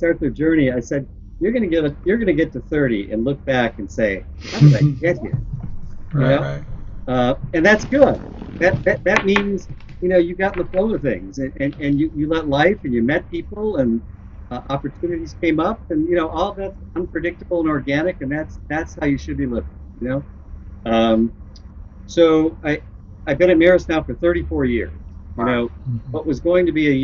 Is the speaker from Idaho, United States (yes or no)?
no; Chicago, Illinois, United States; moved away as an adult; also born or lived in Arizona / Seattle / West Coast / the South; I grew up in Chicago